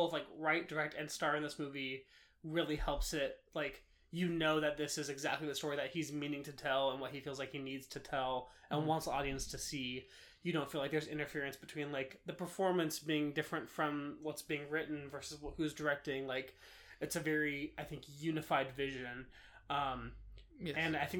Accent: Baton Rouge, Louisiana, United States; I literally told you I grew up in Louisiana. Like, mm-hmm. I'm from the U.S. I'm an American.

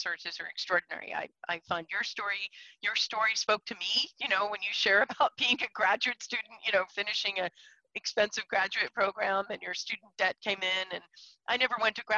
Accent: Scarsdale, New York, United States; moved away as an adult; also born or lived in Portland; I come from Scarsdale, New York. I grew up in affluent neighborhood

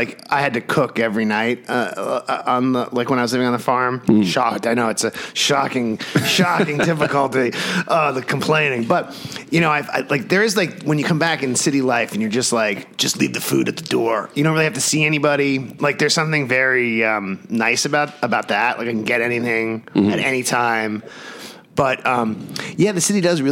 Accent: New York, United States; now in Los Angeles, United States; growing up in New York

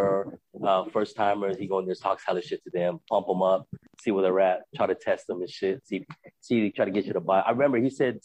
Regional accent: Philippines; moved away; It's the Philippines

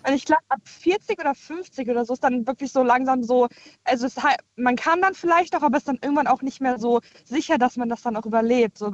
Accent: Koblenz, Rhineland-Palatinate, Germany; ich komme aus Koblenz

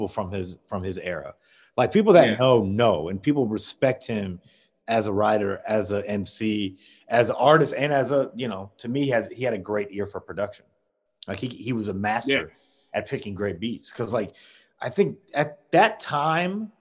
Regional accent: Midwest, United States; I'm a Midwest guy

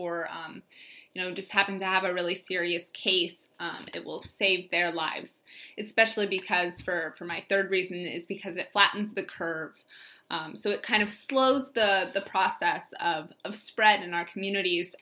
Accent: St. Louis, Missouri, United States; I'm originally from St. Louis, Missouri

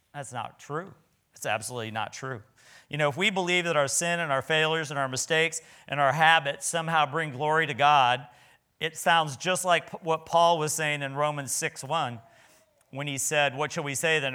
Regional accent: Nebraska, United States; I was from Nebraska

